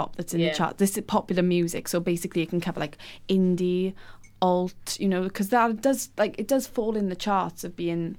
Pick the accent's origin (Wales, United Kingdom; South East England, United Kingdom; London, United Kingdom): Wales, United Kingdom; moved away; growing up in Wales, especially in the valleys